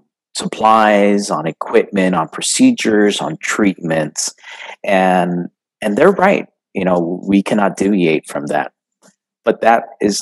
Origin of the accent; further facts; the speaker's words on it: El Paso, Texas, United States; I'm from El Paso, Texas